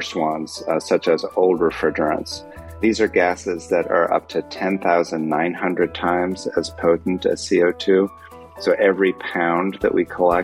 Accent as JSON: {"language": "English", "town": "Chicago", "region": "Illinois", "country": "United States", "tie": "born or raised there", "said": "I grew up in the Chicago area"}